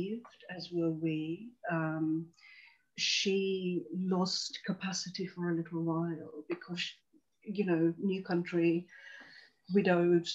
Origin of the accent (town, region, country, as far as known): London, United Kingdom; born or raised there; also born or lived in Tanzania